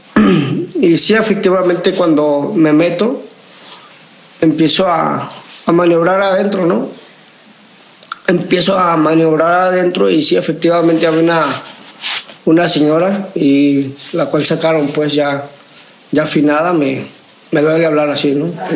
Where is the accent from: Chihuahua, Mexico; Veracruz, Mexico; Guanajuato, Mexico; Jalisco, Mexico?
Jalisco, Mexico; Guadalajara; Vengo de Guadalajara, Jalisco